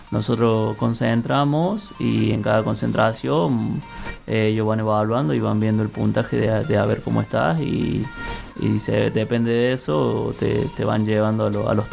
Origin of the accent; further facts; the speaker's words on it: Córdoba, Argentina; en, el plantel general somos varios los cordobeses, pero bueno, nos tocó ir dos cordobeses ahora al Mundial.